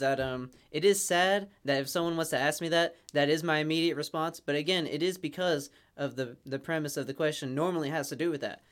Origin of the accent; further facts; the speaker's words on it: United States; I'm an American